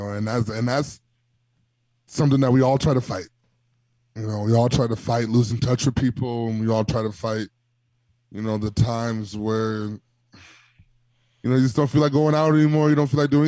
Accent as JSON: {"language": "English", "town": "Milwaukee", "region": "Wisconsin", "country": "United States", "tie": "born or raised there", "moved": "yes", "said": "I'm always going to rep the 414"}